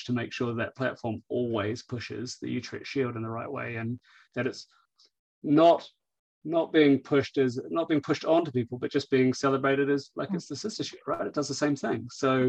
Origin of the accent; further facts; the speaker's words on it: New Zealand; let's be honest, I'm a Kiwi.